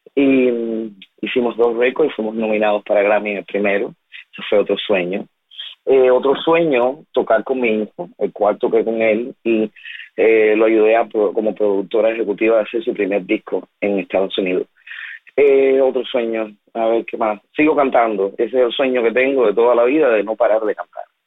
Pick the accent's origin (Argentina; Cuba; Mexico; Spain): Cuba; mi país